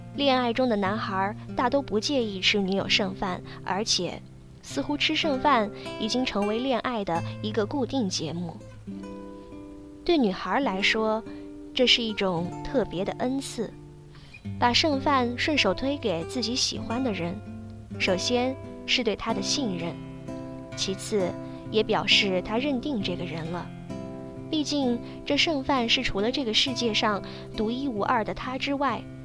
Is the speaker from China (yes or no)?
yes; China; 我们中国人